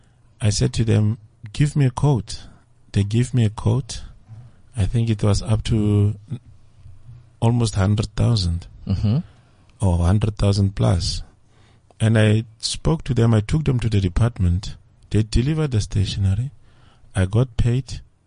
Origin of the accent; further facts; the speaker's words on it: Kimberley, Northern Cape, South Africa; moved away; also born or lived in Centurion; I'm originating from Kimberley.